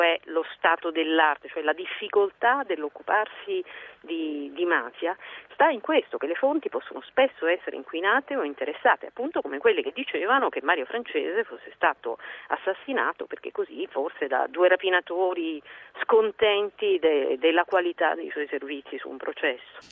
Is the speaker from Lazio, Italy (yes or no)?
no; Messina, Sicily, Italy; also born or lived in Palermo; io sono nata a Messina ma svezzata a Palermo, svezzata nel giornalismo e soprattutto svezzata nella mafia